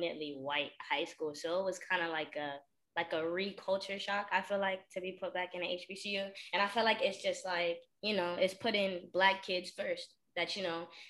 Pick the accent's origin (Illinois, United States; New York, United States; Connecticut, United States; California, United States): New York, United States; New York City; moved away as an adult; I'm from the Bronx, New York